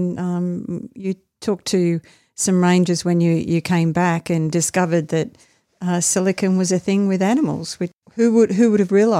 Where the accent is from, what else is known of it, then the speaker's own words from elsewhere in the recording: Western New South Wales, Australia; growing up in Western New South Wales